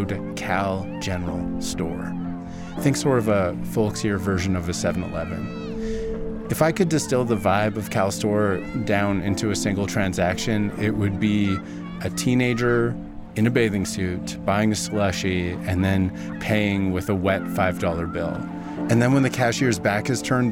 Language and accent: English; Vernon, British Columbia, Canada; born or raised there